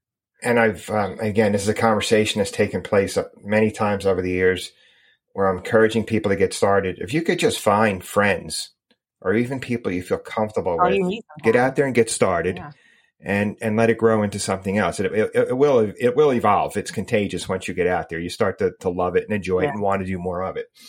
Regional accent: United States; I grew up outside of New York City, just across the river

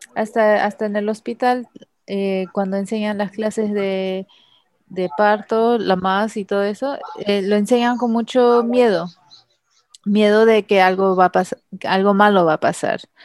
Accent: Los Angeles, California, United States; moved away as an adult; also born or lived in El Paso, Texas; now in Trinidad and Tobago; yo nací en Los Ángeles, California, Estados Unidos

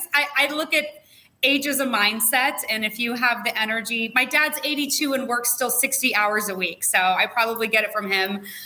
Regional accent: Las Vegas, Nevada, United States; now in Tamarindo, Costa Rica; Born and raised in Vegas. I know, one of the few.

